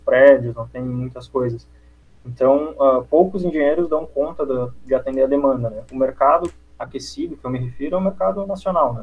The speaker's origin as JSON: {"language": "Portuguese", "town": "Antônio Prado", "region": "Rio Grande do Sul", "country": "Brazil", "tie": "born or raised there", "moved": "as an adult", "lives_now": "Florianópolis, Brazil", "said": "Minha cidade natal é Antônio Prado, é perto de Caxias do Sul"}